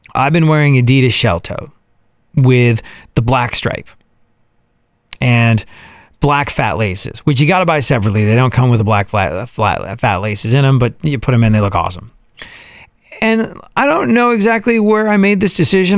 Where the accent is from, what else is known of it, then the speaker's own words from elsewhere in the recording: England, United Kingdom; moved away as an adult; also born or lived in New York, United States; now in Texas, United States; I was raised in England.